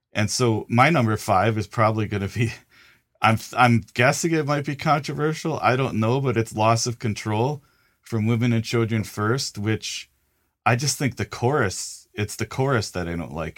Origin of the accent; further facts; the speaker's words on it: Milwaukee, Wisconsin, United States; growing up in Milwaukee